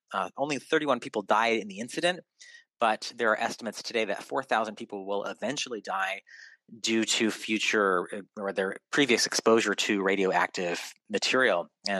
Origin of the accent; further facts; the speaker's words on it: Connecticut, United States; moved away; as my hometown, or not my hometown, my home state, Connecticut, when I was a kid, I flew out of Hartford, what was the only airport around